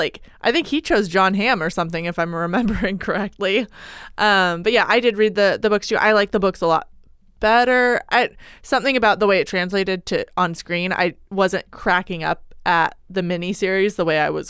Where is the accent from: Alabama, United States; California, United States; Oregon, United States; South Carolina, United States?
Oregon, United States; Born and raised in Oregon. Don't know where I got that accent.